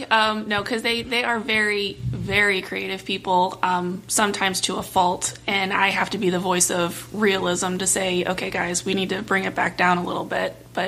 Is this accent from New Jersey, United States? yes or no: no; Anne Arundel County, Maryland, United States; Born and raised in Anne Arundel County.